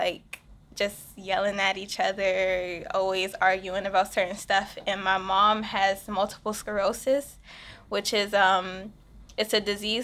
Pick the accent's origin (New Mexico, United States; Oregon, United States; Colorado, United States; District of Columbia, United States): District of Columbia, United States; Washington; I'm a DC native. Lived here my whole entire life.